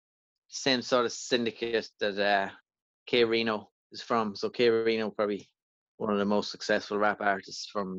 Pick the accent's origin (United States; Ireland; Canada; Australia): Ireland; County Louth, Leinster; moved away; I'm from Loud Village in County Loud originally